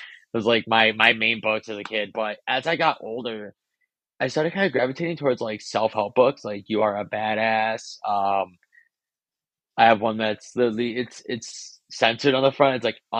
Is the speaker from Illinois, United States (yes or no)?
yes; Chicago, Illinois, United States; Growing up in Chicago Cubs, been literally diehard fan since day one.